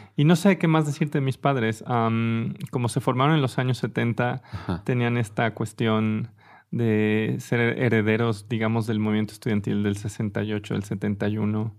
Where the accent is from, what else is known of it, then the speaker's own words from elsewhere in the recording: Mexico City, Mexico; yo nací en la Ciudad de México